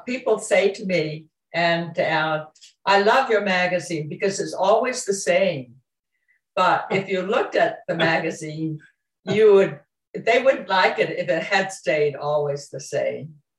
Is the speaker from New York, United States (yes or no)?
no; Southwest Harbor, Maine, United States; also born or lived in Camden, Maine; I grew up in Southwest Harbor